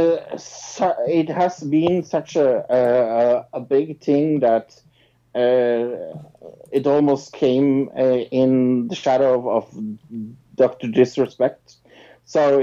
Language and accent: English; Norway; I'm from Norway.